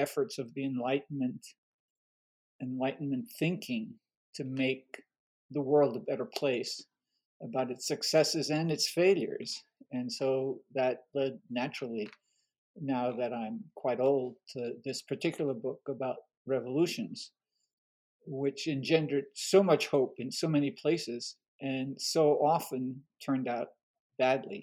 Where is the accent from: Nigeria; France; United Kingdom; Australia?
France; first language French; English is a second language; now in United States; I was born in France during World War II, during the German occupation